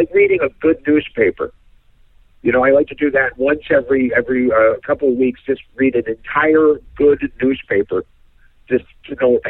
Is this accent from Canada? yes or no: yes; Toronto, Ontario, Canada; Like, I as a kid, I sounded more like I came from Tonawanda than I did from Toronto.